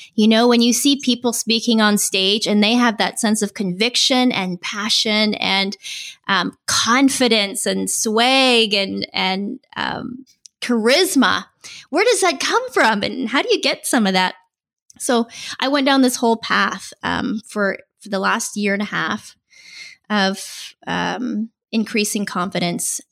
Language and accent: English; Vancouver Island, British Columbia, Canada; moved away as an adult; now in San Diego, United States; This is where I feel completely at home, uh, even though I'm originally from Vancouver Island in Canada